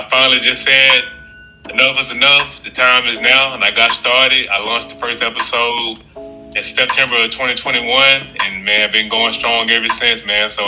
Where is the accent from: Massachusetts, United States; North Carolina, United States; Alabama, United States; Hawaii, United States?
Alabama, United States; Montgomery; born and raised in the Gump. Been here my whole life. Still currently reside here